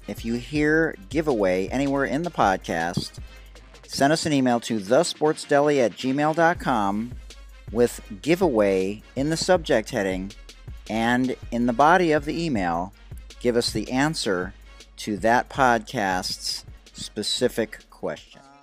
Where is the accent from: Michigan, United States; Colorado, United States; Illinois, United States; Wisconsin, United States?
Michigan, United States; Detroit; I'm from Detroit